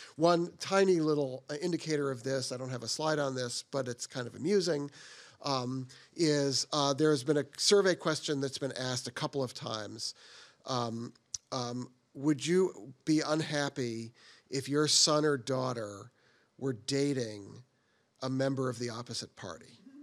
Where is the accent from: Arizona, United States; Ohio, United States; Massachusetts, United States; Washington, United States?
Massachusetts, United States; Boston; I grew up in the Boston area, so I'm a Boston Red Sox fan